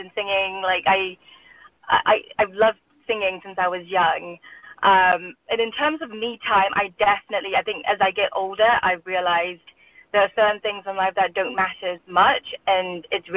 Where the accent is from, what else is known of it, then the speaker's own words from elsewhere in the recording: England, United Kingdom; also born or lived in Burma / London; now in Los Angeles, United States; I grew up in England